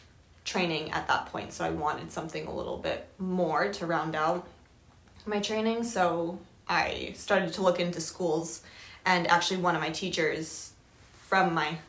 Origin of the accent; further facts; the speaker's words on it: Portsmouth, New Hampshire, United States; my hometown growing up. Shout out, what hometown? Portsmouth, New Hampshire. It's a great little town.